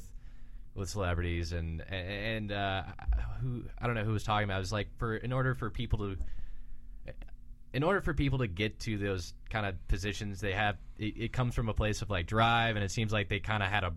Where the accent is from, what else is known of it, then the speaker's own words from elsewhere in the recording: Dallas, Texas, United States; moved away as an adult; now in Los Angeles, United States; I'm from Dallas